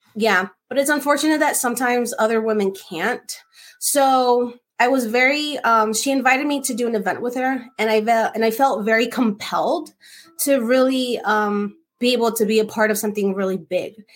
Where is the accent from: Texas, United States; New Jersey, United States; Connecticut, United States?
New Jersey, United States; I'm from Jersey, from New York, New Jersey